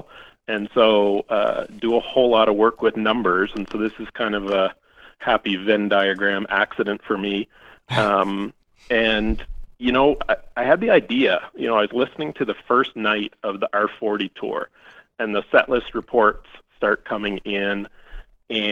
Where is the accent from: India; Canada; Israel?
Canada; Atlantic Canada; growing up in Eastern Canada